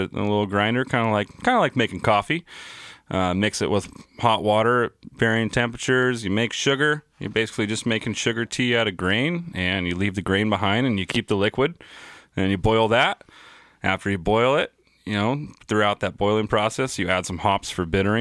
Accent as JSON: {"language": "English", "town": "Colfax", "region": "California", "country": "United States", "tie": "born or raised there", "said": "my hometown, Colfax, California"}